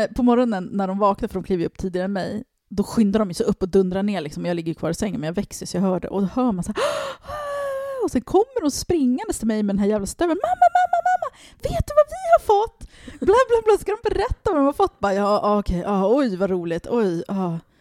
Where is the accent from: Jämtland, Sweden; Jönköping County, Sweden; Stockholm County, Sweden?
Stockholm County, Sweden; Stockholm; jag växte upp i Tensta och det var ingen medelklass där